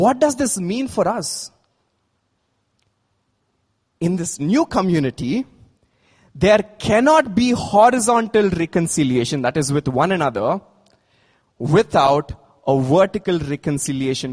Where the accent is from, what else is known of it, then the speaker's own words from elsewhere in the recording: India; As Indians